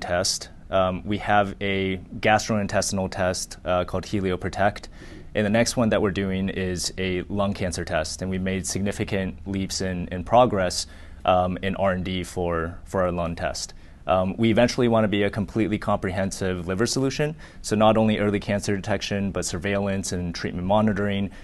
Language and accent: English; Laguna Beach, California, United States; also born or lived in Chandler, Arizona / Boulder, Colorado / Houston, Texas; I was born in Chandler, Arizona. I lived there until I was 10. Uh, we actually moved to Newport Beach